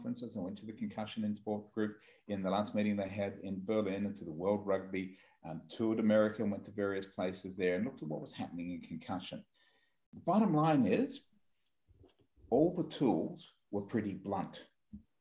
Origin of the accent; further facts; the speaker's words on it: Australia; I am an Australian. We're a long way away from you at the moment.